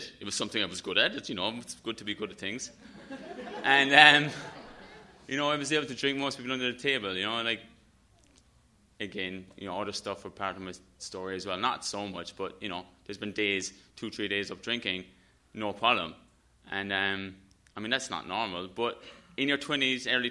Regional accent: Ireland; I'm Irish. And, you know, growing up in Ireland

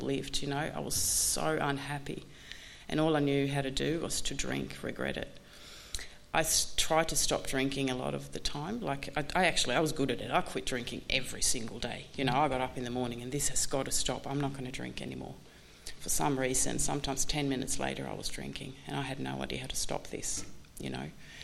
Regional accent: Sweden; I'm from Sweden

